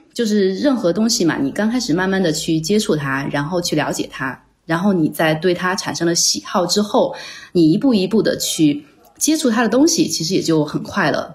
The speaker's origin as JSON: {"language": "Chinese", "country": "China", "also_born_or_lived": "Chengdu / Milan, Italy", "moved": "as an adult", "lives_now": "Rome, Italy", "said": "我呢是在国内读的本科，大三的时候，也就是二零零八年开始，在高文安设酒仙公司的成都分公司担任手绘设计师"}